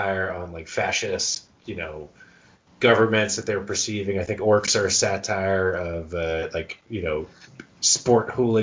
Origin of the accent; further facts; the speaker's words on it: United States; And we are American